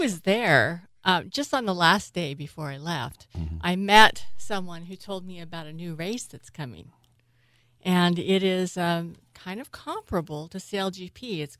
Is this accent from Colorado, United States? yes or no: no; San Francisco, California, United States; I was born in San Francisco, so I'm a third generation San Franciscan.